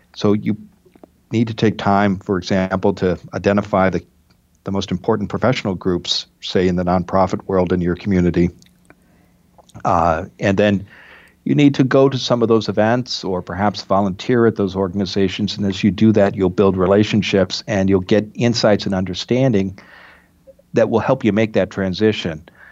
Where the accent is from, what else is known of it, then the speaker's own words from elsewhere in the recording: Midwest, United States; moved away; also born or lived in Iowa / Oregon / Massachusetts; I grew up in the Midwest